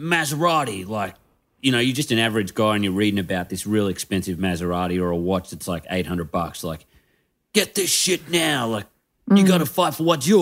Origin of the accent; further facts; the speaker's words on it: Moree, New South Wales, Australia; where I grew up in Moree